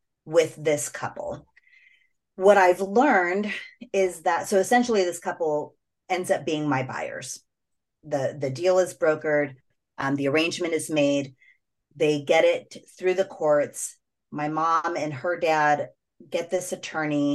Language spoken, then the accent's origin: English; United States; first language English; I'm an American child who speaks English